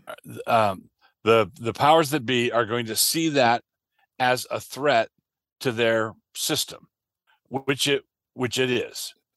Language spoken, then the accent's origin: English; United States; I am a Christian, and I am an American